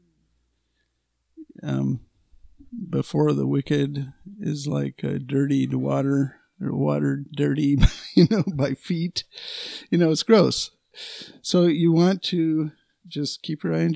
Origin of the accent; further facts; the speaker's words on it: United States; we're American citizens, U.S. citizens